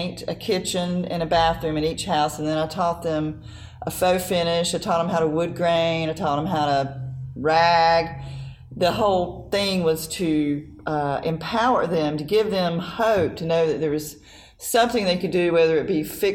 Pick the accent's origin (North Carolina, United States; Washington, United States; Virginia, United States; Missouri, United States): North Carolina, United States; I'm from North Carolina. We don't do snow